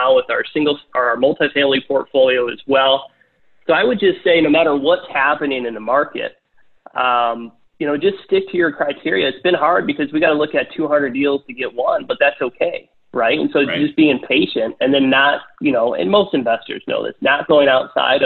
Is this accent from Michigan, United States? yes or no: yes; Michigan, United States; we're from Michigan